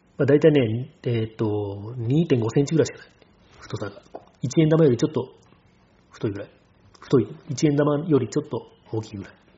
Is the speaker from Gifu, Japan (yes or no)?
no; Hiroshima, Japan; 僕たち広島人なので